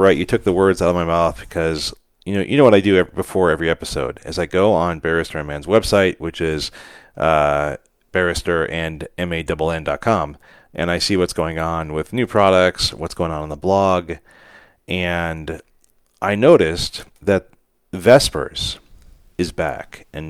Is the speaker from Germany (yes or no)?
no; Cleveland, Ohio, United States; He's a year and a half younger than me, mm-hmm. and we grew up in Cleveland, of course.